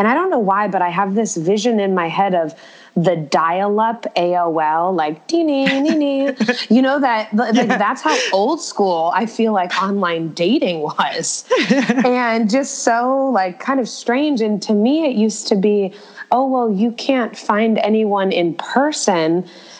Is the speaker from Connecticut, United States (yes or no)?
yes; Connecticut, United States; moved away as an adult; also born or lived in Ohio; now in New York City, United States; I am originally from Connecticut, which is, for all my Australia friends listening, it is a state that is, it is about 2 hours north of Manhattan. And that's where I grew up